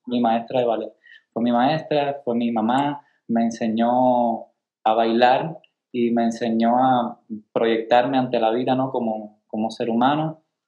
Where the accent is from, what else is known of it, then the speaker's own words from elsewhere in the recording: Caibarién, Villa Clara, Cuba; moved away as an adult; also born or lived in Monterrey, Mexico / San Luis Potosí, Mexico; now in United States; yo soy de Cuba, yo soy de un pueblecito que se llama Caibarien